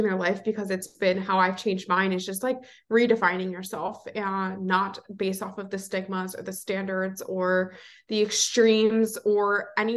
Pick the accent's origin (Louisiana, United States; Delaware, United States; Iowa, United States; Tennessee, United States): Delaware, United States; moved away as an adult; now in Philadelphia, United States; I am originally from Delaware. I born and raised there, and I currently live in Philly